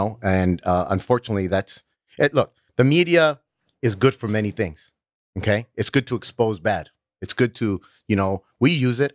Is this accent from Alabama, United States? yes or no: no; Los Angeles, California, United States; I was growing up in North Hollywood